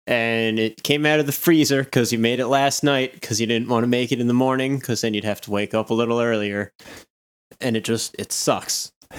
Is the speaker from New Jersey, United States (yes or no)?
yes; New Jersey, United States; Oh, man. Like, and growing up in New Jersey, I went to so many diners.